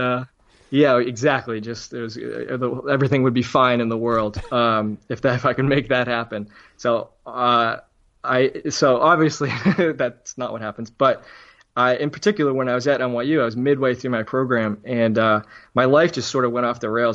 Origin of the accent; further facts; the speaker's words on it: Braintree, Massachusetts, United States; also born or lived in Cambridge, Massachusetts; I grew up in Braintree, Massachusetts, which is, again, just south of, it's a suburb of Boston, just south.